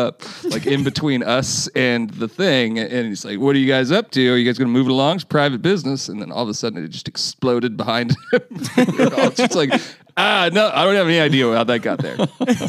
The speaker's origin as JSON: {"language": "English", "town": "Forks", "region": "Washington", "country": "United States", "tie": "born or raised there", "said": "growing up in Forks"}